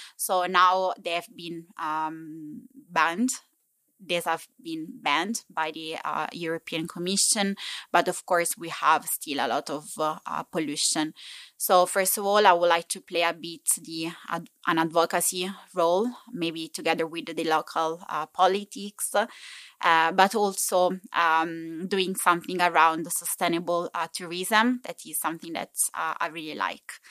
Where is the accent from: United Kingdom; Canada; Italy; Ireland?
Italy; accent: Italian English; English is a second language; moved away as an adult; now in Copenhagen, Denmark; I'm from Italy, given my beautiful Italian English uh, uh, accent